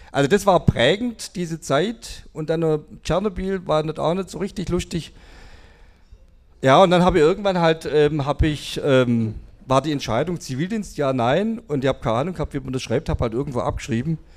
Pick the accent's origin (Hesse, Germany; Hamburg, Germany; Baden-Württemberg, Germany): Baden-Württemberg, Germany; Kornwestheim; ich bin in Convestheim aufgewachsen, da war irgendwie die erste Mannschaft hat da gespielt im Stadion.